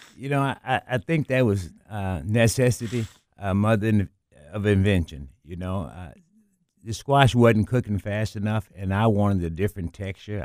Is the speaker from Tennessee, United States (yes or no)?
yes; Memphis, Tennessee, United States; I grew up in South Memphis